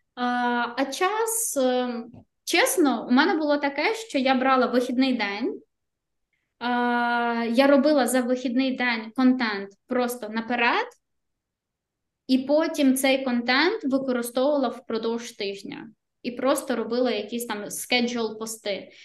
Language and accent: Ukrainian; Ukraine; now in Riga, Latvia